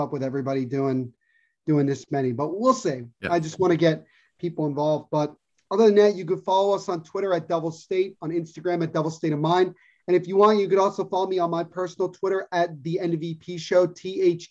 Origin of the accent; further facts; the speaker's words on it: United States; I'm American.